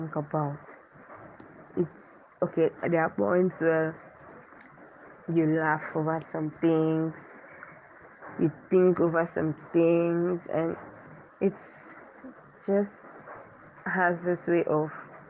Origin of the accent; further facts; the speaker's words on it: Akwa Ibom, Nigeria; I'm a Nigerian from Akwa Ibom State.